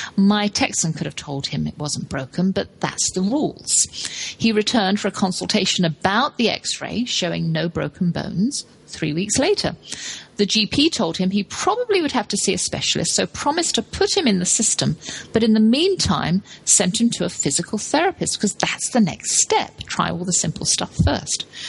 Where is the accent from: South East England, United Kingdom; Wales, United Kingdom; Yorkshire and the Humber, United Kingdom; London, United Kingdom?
London, United Kingdom; I grew up in London